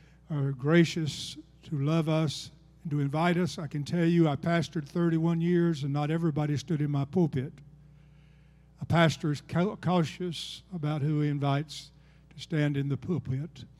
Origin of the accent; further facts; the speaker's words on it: Georgia, United States; also born or lived in Alabama; I'm from Georgia